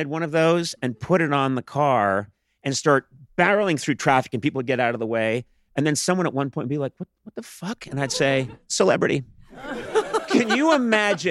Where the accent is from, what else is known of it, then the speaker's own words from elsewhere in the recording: Massachusetts, United States; moved away as an adult; now in Los Angeles, United States; I grew up on the East Coast in Massachusetts.